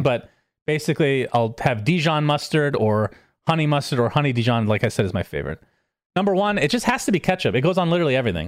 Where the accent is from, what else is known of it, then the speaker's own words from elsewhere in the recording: United States; I am American after all